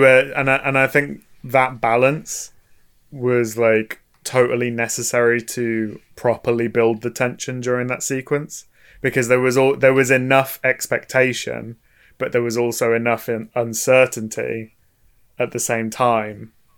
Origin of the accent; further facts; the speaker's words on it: United Kingdom; us as British people